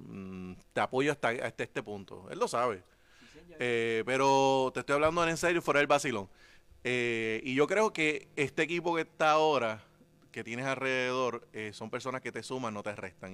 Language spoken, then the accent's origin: Spanish; Juana Díaz, Puerto Rico; Soy la voz oficial de los Reyes Magos de Juanadía